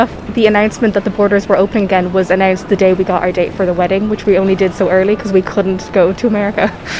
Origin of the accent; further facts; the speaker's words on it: Ireland; I'm from Ireland.